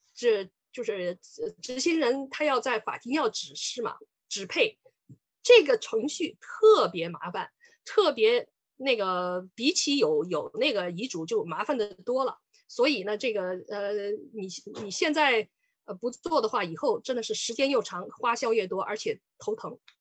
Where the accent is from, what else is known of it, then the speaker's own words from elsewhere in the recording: Sichuan, China; moved away as an adult; now in Canada; 我是四川人。呃，我当，我来加拿大也来了很久了，我八九年来的